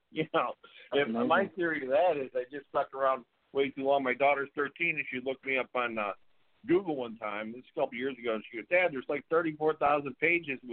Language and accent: English; upstate New York, United States; also born or lived in St. Catharines, Ontario; I'm from upstate New York where I was raised. But I was born in St. Catharines